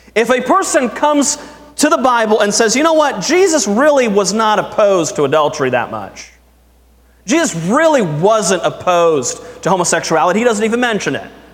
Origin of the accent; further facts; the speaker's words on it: United States; I am proud to be an American